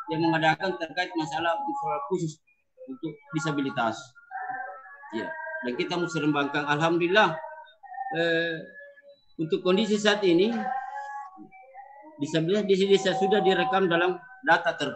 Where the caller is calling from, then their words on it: Jenites, South Sulawesi, Indonesia; Kami Desa Jenites, Kabupaten Maros, Sulawesi Selata